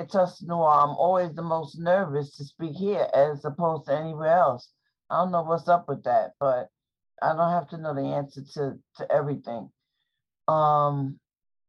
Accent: New York, United States; I'm from New York

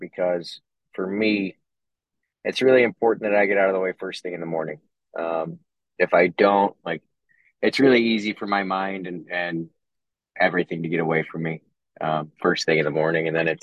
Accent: Cleveland, Ohio, United States; I was born in Cleveland

